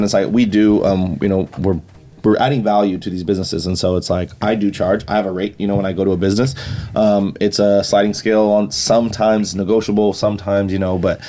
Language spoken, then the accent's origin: English; Waianae, Hawaii, United States; I grew up on Oahu in the west side. Waianae.